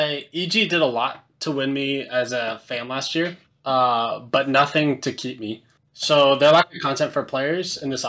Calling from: Lexington, Kentucky, United States; Lexington, Kentucky.

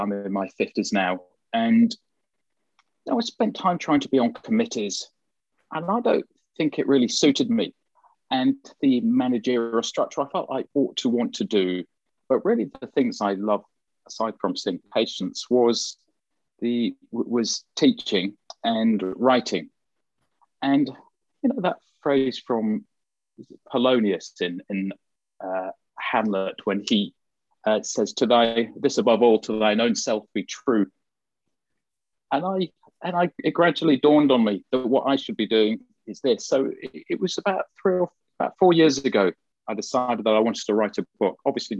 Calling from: London, United Kingdom; So I'm in North London, and yeah, it's sunny here.

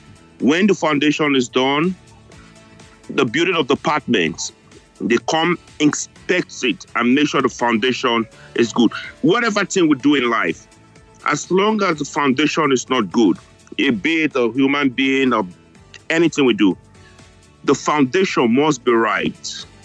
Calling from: New York, United States; I'm calling you guys from New York.

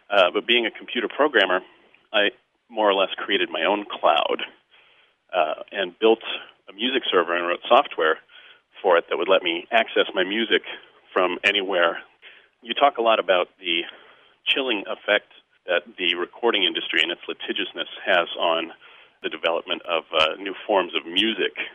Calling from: Chicago, Illinois, United States; I'm calling from Chicago. I listen to your show on WBEZ.

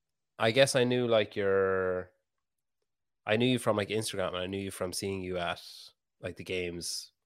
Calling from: Ireland; I'm talking from Ireland. So that makes two of us.

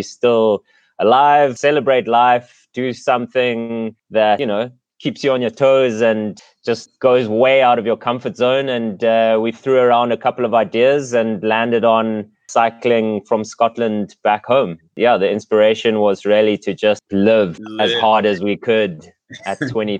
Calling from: Eastern Cape, South Africa; Sunny but chilly South Africa, on the coast in the Eastern Cape.

